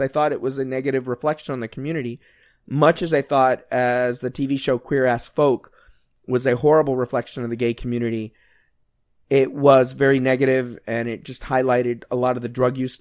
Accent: United States; We're Americans.

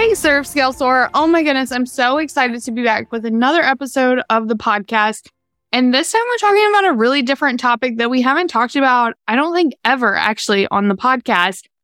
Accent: Virginia, United States; moved away as an adult; also born or lived in North Carolina; now in Charlotte, United States; I'm from Virginia

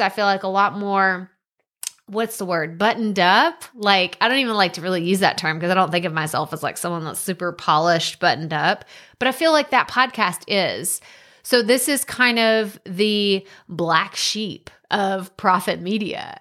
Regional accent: Texas, United States; Matthew McConaughey is from very close to my hometown

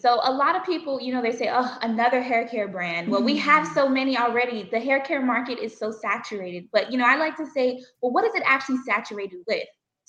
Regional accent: Bermuda; now in United States; That's where we're originally from. We are island girls, so we're originally from the island of Bermuda.

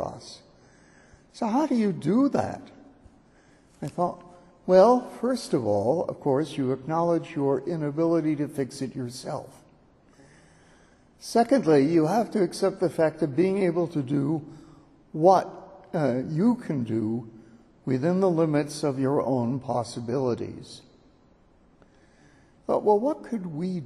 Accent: California, United States; moved away; my home state

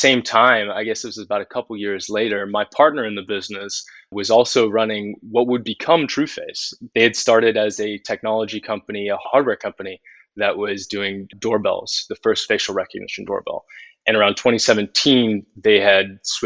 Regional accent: Plano, Texas, United States; I'm from Texas originally, went to Southern Methodist University in Dallas

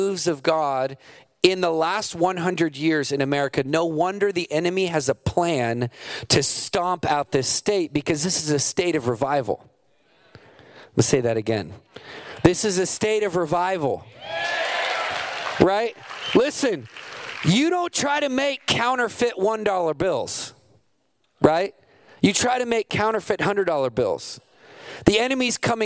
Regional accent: Montana, United States; also born or lived in East Coast / Texas; now in Redding, United States; I grew up in Montana

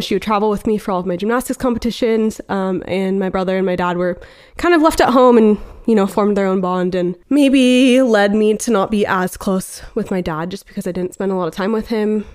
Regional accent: Beaverton, Oregon, United States; we're actually both from Portland, or I guess more specifically Beaverton, Oregon

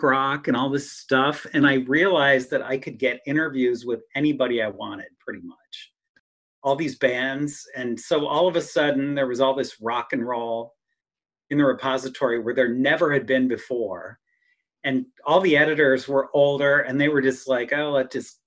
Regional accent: Wooster, Ohio, United States; now in Stark County, United States; when I was growing up in Worcester, Canton was the big city.

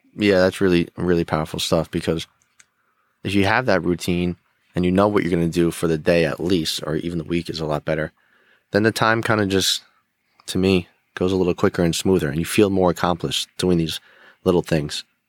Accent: Rockland County, New York, United States; I grew up in Rockland County, New York.

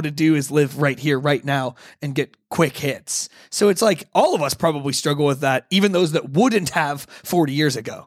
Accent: United States; I'm an American

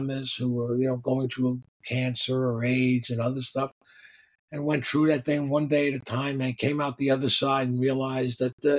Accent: New York City, New York, United States; I grew up down on the Lower East Side. It was called the Lower East Side back then, and then it became the East Village. And, you know, I'm sort of born and raised on 4th and 2nd

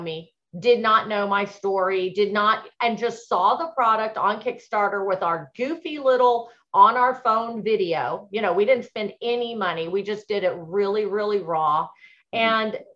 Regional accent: Texas, United States; moved away; I grew up in Texas

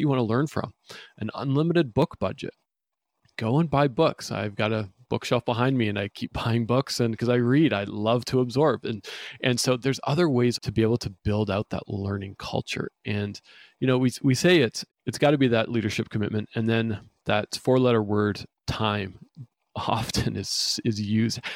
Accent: Vancouver, British Columbia, Canada; I'm from Vancouver, British Columbia

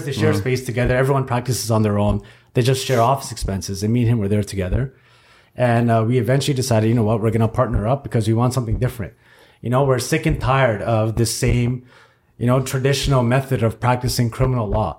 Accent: Toronto, Ontario, Canada; I grew up in a rough area too, man. I grew up in Jane and Finch

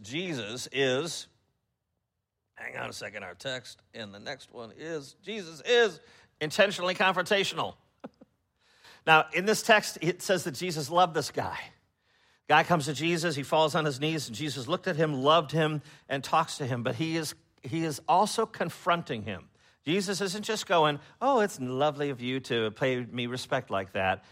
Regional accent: Chicago, Illinois, United States; moved away; I'm from Chicago, and I know that the culture has changed, uh, since I've been up there

